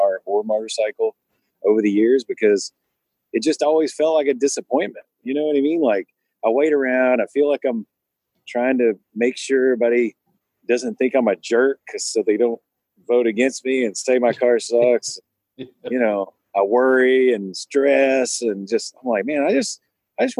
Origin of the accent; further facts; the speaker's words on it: the South, United States; moved away; I'm a small town kid. I grew up in the South